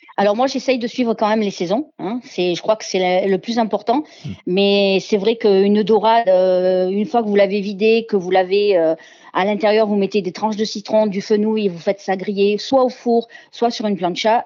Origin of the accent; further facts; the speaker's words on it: Marseille, Provence-Alpes-Côte d'Azur, France; also born or lived in Montélimar / Ardèche; je suis née à Montélimar, mais j'ai toujours vécu à Marseille